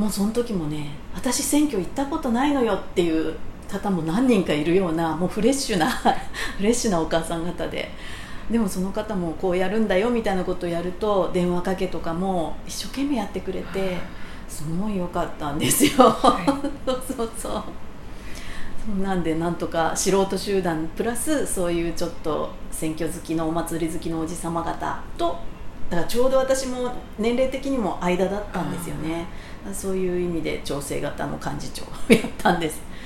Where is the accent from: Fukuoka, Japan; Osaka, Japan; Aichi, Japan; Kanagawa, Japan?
Kanagawa, Japan; Matsuda; also born or lived in Kyoto / Tokyo; 本籍地は、えー、その松田町に、えー、ずっとあります